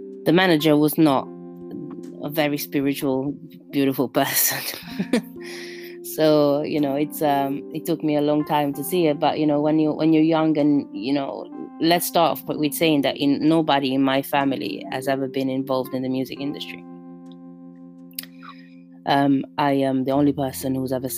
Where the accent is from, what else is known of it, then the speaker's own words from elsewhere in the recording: Rome, Lazio, Italy; English is a second language; moved away as an adult; now in London, United Kingdom; I was born in the heart of Babylon, in Rome.